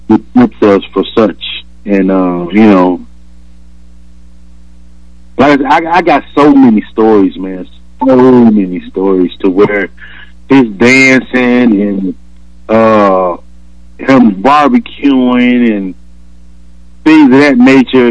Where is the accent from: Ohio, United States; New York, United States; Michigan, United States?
Michigan, United States; Detroit; also born or lived in Alabama; I'm from Alabama, raised in Detroit